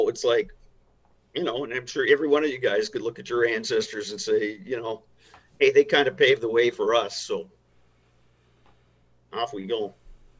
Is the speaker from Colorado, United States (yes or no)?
no; Chisholm, Minnesota, United States; I grew up in Chisholm in the 70s.